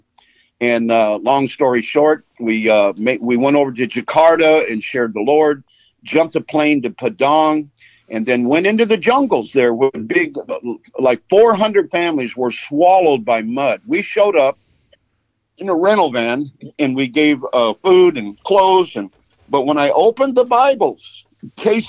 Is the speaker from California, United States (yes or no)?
yes; Los Angeles, California, United States; I was born in Los Angeles. I grew up without a father, but my mother would take me to Skid Row.